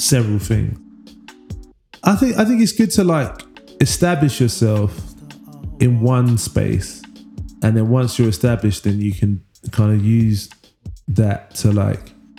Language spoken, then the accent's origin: English; London, United Kingdom; also born or lived in Manchester; I was born in Wych Cross Hospital, Leytonstone, East London, and grew up in East London